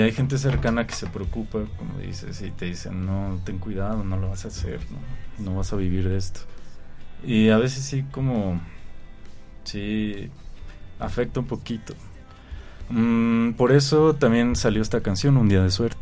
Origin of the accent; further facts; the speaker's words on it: Mexico City, Mexico; Yo, Zambrano y Juanchis somos de, del DF